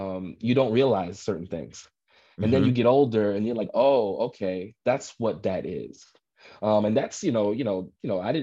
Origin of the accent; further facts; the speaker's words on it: New York City, New York, United States; I grew up in Brooklyn